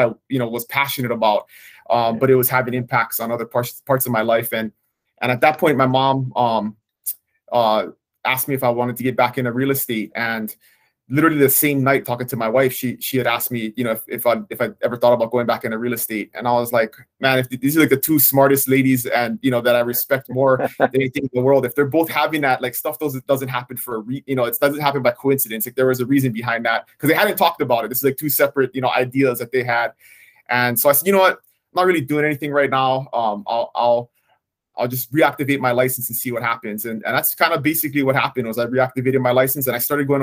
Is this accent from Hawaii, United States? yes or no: yes; Kona, Hawaii, United States; I was born and raised on the Big Island in Kona, so I still live there today.